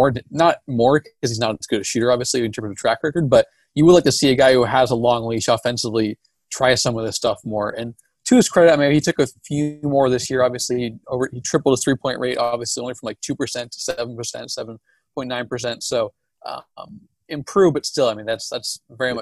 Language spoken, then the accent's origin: English; Portland, Oregon, United States; I'm from Portland.